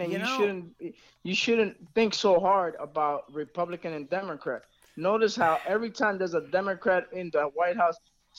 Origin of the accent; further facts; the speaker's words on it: United States; as an American, and not, mind you, a neutralized American